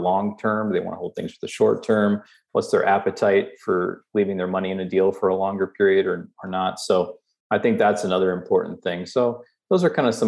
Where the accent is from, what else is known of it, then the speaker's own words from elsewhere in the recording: Southeast, United States; moved away; also born or lived in Omaha, Nebraska; I grew up in the Southeast